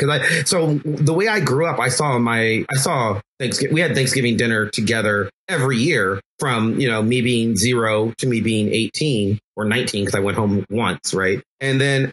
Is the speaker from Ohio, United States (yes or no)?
yes; Cleveland, Ohio, United States; moved away as an adult; I grew up in Cleveland